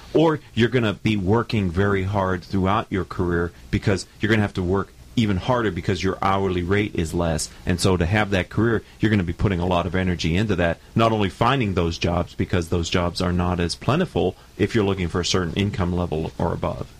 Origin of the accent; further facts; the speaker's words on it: Pennsylvania, United States; I grew up in Pennsylvania